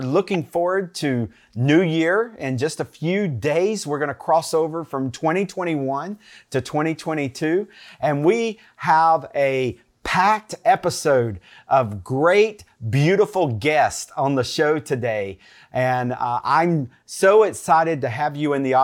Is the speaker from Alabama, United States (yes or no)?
no; North Carolina, United States; I am from North Carolina, born and made in the USA